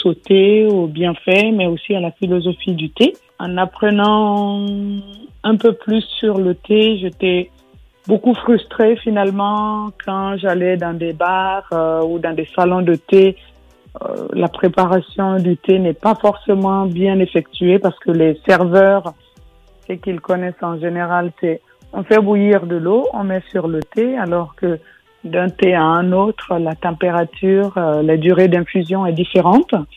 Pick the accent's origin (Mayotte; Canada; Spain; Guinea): Guinea; now in France; j'ai grandi en Guinée